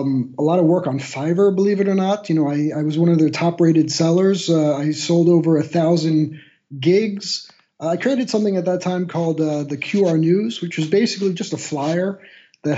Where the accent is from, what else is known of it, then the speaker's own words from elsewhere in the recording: Miami, Florida, United States; moved away as an adult; now in Magdeburg, Germany; I am a guy who lives right now in Magdeburg, Germany, but I'm originally from Miami, Florida